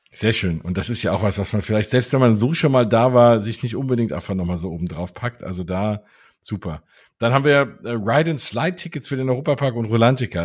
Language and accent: German; Frankfurt, Hesse, Germany; ich komme ja aus Frankfurt